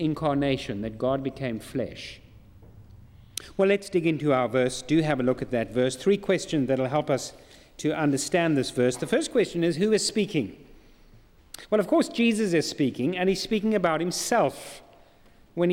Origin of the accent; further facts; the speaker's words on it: South Africa; I'm not a Geordie, I'm from South Africa.